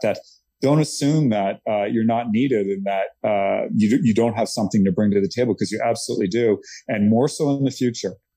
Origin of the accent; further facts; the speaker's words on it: Nova Scotia, Canada; moved away as an adult; now in Texas, United States; I grew up in Nova Scotia, Canada